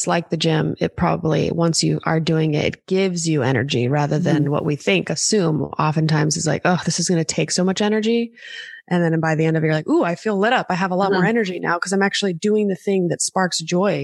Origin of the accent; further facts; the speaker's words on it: Los Angeles, California, United States; I had my family here because I'm born and raised in Los Angeles